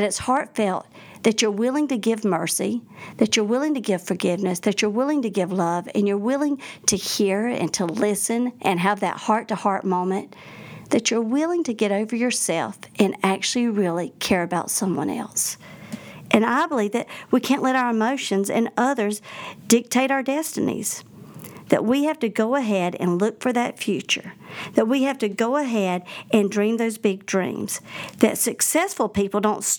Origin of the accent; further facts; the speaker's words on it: the South, United States; accent: Southern; I'm from the South. I don't like to actually hear myself on an answering machine because I don't realize how strong of an accent I have